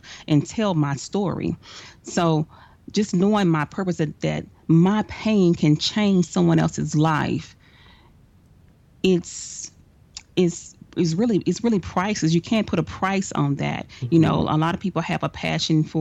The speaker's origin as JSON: {"language": "English", "town": "Dallas", "region": "Texas", "country": "United States", "said": "I am from Dallas, Texas"}